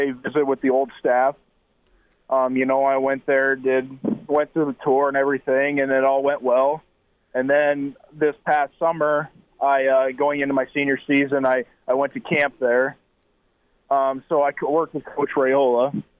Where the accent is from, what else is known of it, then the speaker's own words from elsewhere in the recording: South Dakota, United States; growing up in the Midwest and especially South Dakota